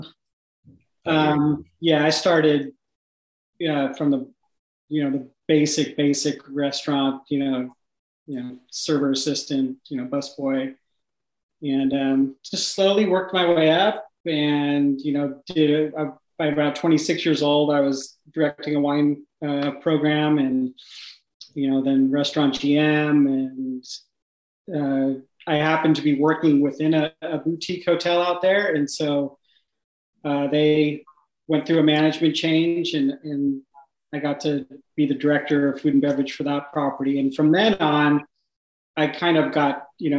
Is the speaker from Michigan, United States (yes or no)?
no; California, United States; moved away as an adult; now in Richmond, United States; I'm from California, yeah. So we moved from just north of San Francisco